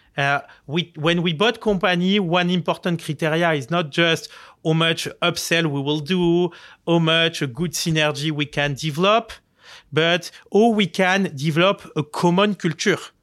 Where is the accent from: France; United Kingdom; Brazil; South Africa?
France; Marseille, Provence-Alpes-Côte d'Azur; English is a second language; moved away as an adult; now in New York, United States; I grew up in Marseille.